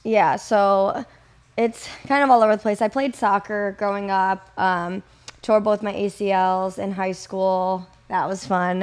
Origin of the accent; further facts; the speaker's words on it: Kenosha, Wisconsin, United States; also born or lived in Madison, Wisconsin; I'm, I'm originally from, or grew up, for the most part, in Wisconsin, Kenosha